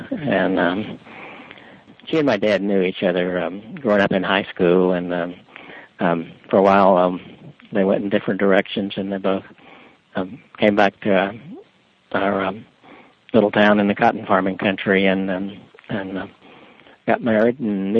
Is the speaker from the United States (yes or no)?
yes; Delhi, Louisiana, United States; also born or lived in Lake Providence, Louisiana; I was born in a town called Lake Providence, and I grew up in Delhi for high school.